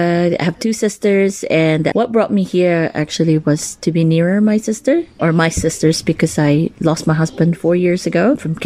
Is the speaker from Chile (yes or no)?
no; Philippines; now in Nelson, New Zealand; Originally, I'm from the Philippines. My grandfather is a full Chinese. My grandma is actually a half Spanish woman.